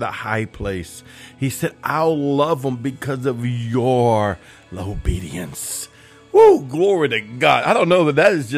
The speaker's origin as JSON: {"language": "English", "town": "New Orleans", "region": "Louisiana", "country": "United States", "said": "I'm from the New Orleans area"}